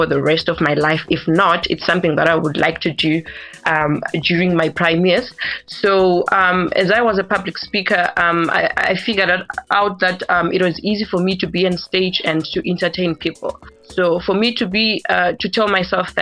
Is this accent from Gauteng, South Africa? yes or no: yes; Tembisa, Gauteng, South Africa; also born or lived in Bulawayo, Zimbabwe; I grew up in Tembisa